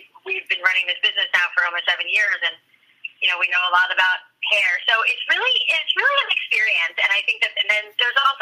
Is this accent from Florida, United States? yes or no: yes; Boca Raton, Florida, United States; moved away; I grew up in Boca Raton